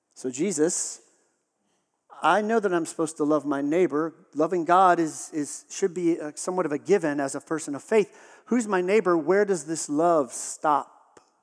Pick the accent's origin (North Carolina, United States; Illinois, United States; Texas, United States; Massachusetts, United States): Texas, United States; I grew up in Texas